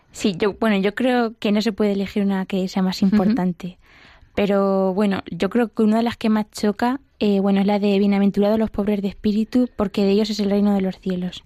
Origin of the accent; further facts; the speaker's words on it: Mota del Cuervo, Castilla-La Mancha, Spain; moved away as an adult; now in Madrid, Spain; yo soy de, Mota del Cuervo, que es un pueblo de, la cuenca manchega